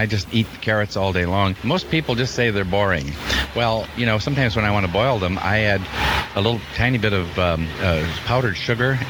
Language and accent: English; United States; I'm American